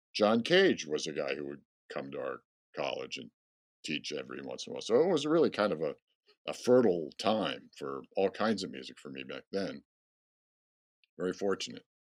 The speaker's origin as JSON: {"language": "English", "town": "Rochester", "region": "New York", "country": "United States", "tie": "born or raised there", "moved": "yes", "said": "I grew up in Rochester, New York"}